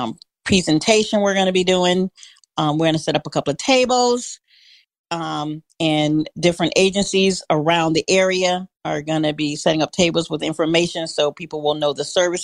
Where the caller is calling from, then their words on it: Daytona Beach, Florida, United States; I'm actually calling from Daytona